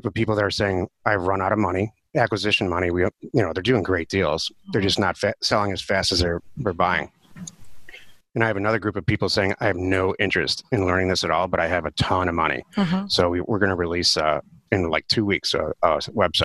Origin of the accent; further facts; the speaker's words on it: Detroit, Michigan, United States; I'm from Detroit, so I've spent a lot of time in Canada